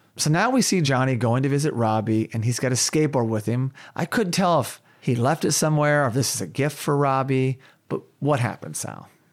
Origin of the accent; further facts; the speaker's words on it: Tulsa, Oklahoma, United States; Tulsa, Oklahoma, my hometown